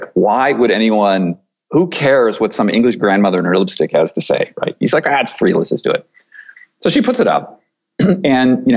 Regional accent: rural upstate New York near Buffalo, United States; I grew up in a small farming community in rural upstate New York near Buffalo

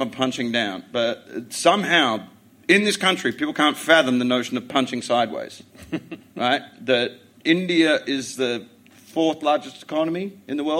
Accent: Western Australia, Australia; moved away as an adult; also born or lived in England; I'm an Australian that does comedy in England

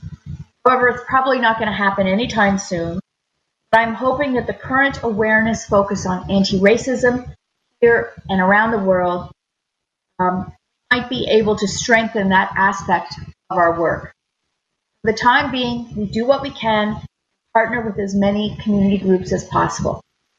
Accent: Ontario, Canada; moved away as an adult; now in Newfoundland and Labrador, Canada; I'm originally from Ontario. My dad is from Guyana, and my mom's family is Canadian. Ancestors are Scottish, English, and Irish. My husband and I, and he's from Colombia, moved to Newfoundland and Labrador

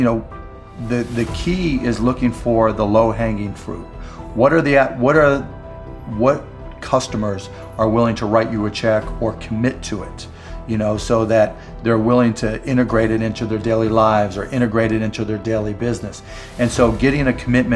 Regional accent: Pittsburgh, Pennsylvania, United States; I grew up in Pittsburgh

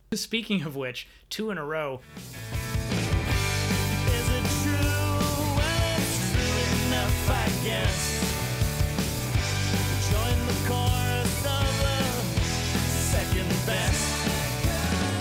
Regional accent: Canada; that's how I pronounce it as a Canadian

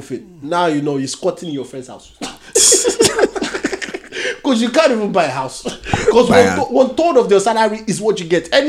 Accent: Nigeria; now in United Kingdom; We are still Nigerian

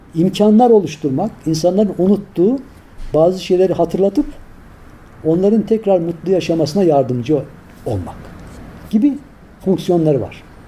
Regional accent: Tavşanlı, Kütahya, Turkey; moved away; biz çocukken Kütahya'nın tavşanlı kazası.

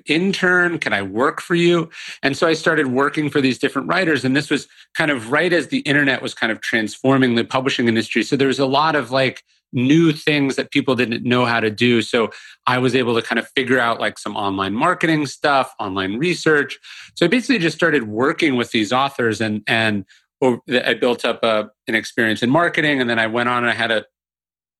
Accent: Sacramento, California, United States; moved away as an adult; also born or lived in New Orleans; now in Austin, United States; I grew up in Northern California and I loved books, but you know, obviously living in the suburbs

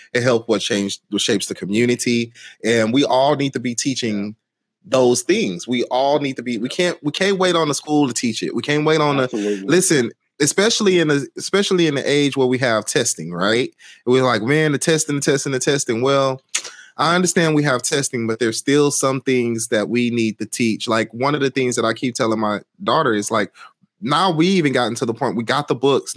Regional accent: Houston, Texas, United States; growing up in Houston and in, in Houston Independent School District

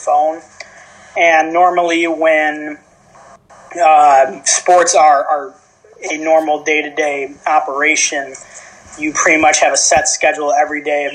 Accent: West Bloomfield, Michigan, United States; moved away as an adult; now in Stockton, United States; I come from West Bloomfield, Michigan, just like you guys. Went to West Bloomfield High School, graduated in 2016

